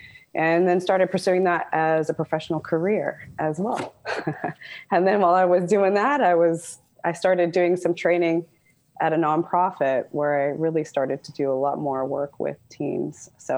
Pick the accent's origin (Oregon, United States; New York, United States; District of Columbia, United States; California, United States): California, United States; Southern; I was born and raised in Southern California.